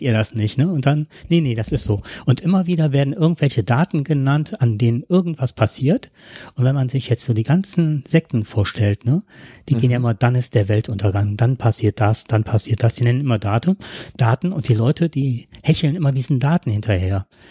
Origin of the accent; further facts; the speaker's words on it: Heinsberg district, North Rhine-Westphalia, Germany; wir kommen ja aus dem Kreis Heinsberg